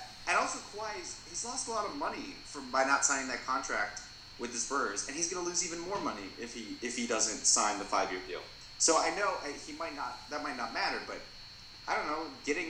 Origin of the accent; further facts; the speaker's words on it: Minnesota, United States; I'm from Minnesota